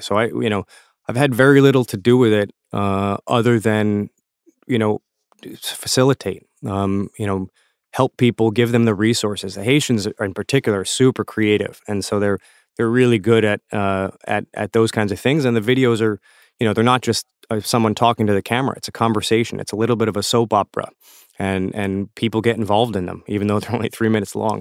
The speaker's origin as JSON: {"language": "English", "region": "South Florida", "country": "United States", "tie": "born or raised there", "said": "I learned Creole in South Florida growing up"}